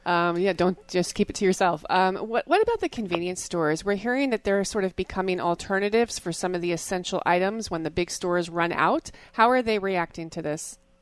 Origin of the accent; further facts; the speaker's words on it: New Jersey, United States; I grew up in New Jersey